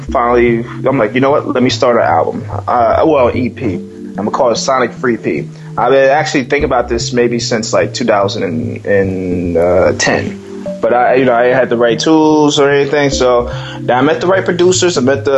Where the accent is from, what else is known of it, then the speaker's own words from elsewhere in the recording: West Coast, United States; I was raised in the West Coast when I was younger, so I was exposed to like a lot of West Coast hip hop back in the day too.